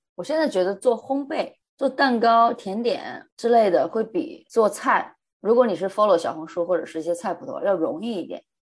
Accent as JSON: {"language": "Chinese", "region": "Hunan", "country": "China", "moved": "as an adult", "lives_now": "New Zealand", "said": "我是湖南人嘛，那吃的都是辣的，一定要有辣椒或者辣椒油，我才吃得下去"}